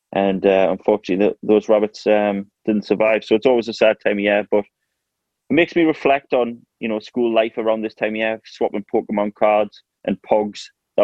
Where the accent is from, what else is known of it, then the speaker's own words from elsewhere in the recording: North East England, United Kingdom; I think it's in the northeast in general. Obviously, it's a massive football place up here